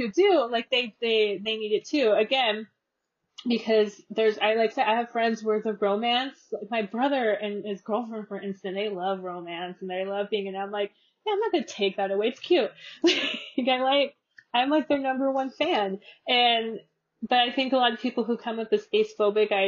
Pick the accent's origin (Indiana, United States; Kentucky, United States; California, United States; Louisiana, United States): California, United States; I'm from California